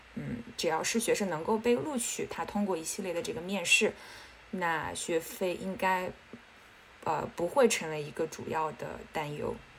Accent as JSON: {"language": "Chinese", "town": "Xiangyang", "region": "Hubei", "country": "China", "tie": "born or raised there", "also_born_or_lived": "Pennsylvania, United States / New York, United States", "moved": "as an adult", "said": "我是来自湖北襄阳"}